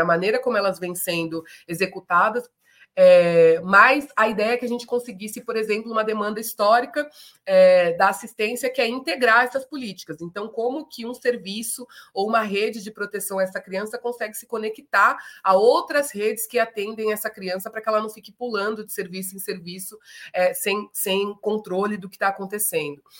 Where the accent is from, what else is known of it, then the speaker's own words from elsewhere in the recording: São Paulo, Brazil; also born or lived in Tatuapé, São Paulo / Bela Vista, São Paulo; Então a gente foi removido para o extremo leste da cidade, que é a cidade de Tiradentes, território onde eu cresci e vivi